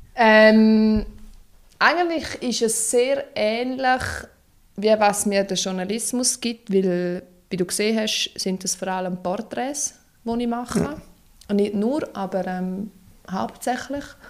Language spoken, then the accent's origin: German; Lower Engadine, Graubünden, Switzerland; Ich bin im Unterengadin aufgewachsen, am schönsten Ort der Welt